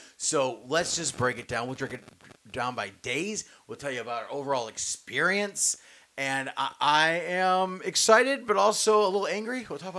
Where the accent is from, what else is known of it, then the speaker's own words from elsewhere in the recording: New York, United States; I'm from New York.